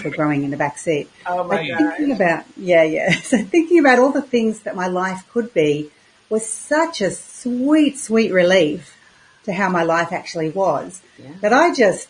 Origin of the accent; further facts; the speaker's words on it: Queensland, Australia; also born or lived in Victoria, Australia; I moved from Queensland, or Australia's most southern state, which is Victoria, which was very cold. And my parents decided we would move to Queensland, the most northern state. And I went to school.